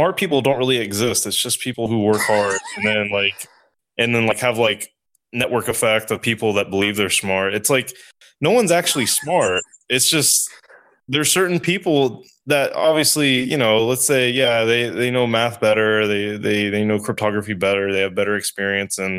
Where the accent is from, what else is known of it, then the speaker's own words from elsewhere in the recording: the South, United States; I'm from the South. I'm not a Yankee.